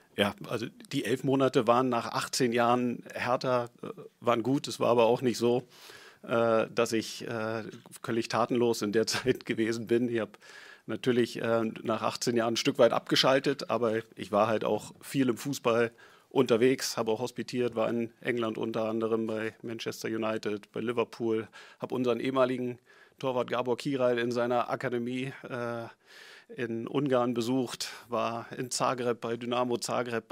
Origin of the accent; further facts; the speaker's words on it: Berlin, Germany; ich bin Berliner, ich bin Herr Hertaner durch und durch